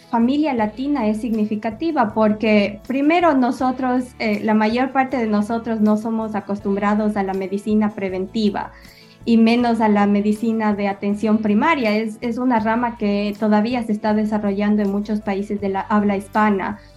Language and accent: Spanish; Ecuador; yo soy estudiada en Ecuador, yo soy nacida y criada en Ecuador, yo hice mis estudios universitarios en la Universidad de Cuenca.